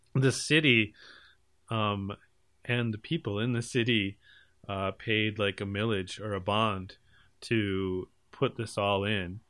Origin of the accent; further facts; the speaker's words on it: United States; I'm from America